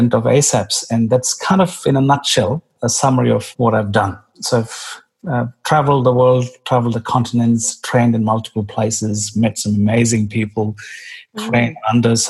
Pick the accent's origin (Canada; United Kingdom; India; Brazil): India; moved away as an adult; also born or lived in Melbourne, Australia / United States; now in Sydney, Australia; I was born in India and I went to school and medical school in India.